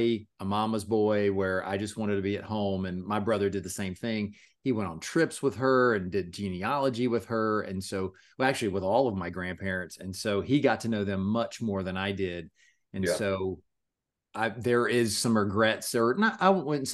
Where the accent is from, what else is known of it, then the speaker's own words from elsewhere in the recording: North Florida, United States; I grew up in North Florida